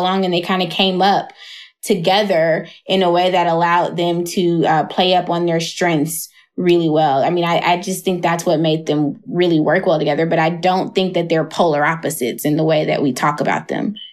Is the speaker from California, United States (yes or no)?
no; Atlanta, Georgia, United States; I moved away from Atlanta for a little bit